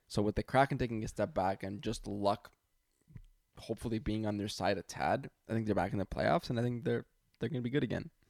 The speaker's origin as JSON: {"language": "English", "town": "Toronto", "region": "Ontario", "country": "Canada", "said": "I'm from Toronto"}